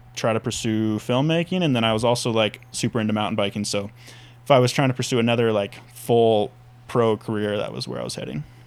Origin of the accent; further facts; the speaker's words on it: Whitefish, Montana, United States; I grew up in Whitefish, Montana, little town, super fun town